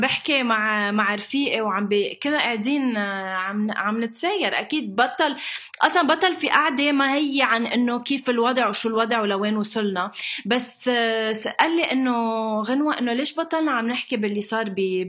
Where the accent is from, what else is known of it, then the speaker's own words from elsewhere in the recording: Lebanon; انا من لبنان